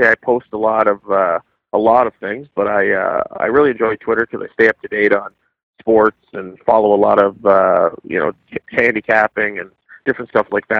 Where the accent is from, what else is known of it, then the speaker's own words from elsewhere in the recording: Guelph, Ontario, Canada; I'm 28 now, and I'm from Guelph, Ontario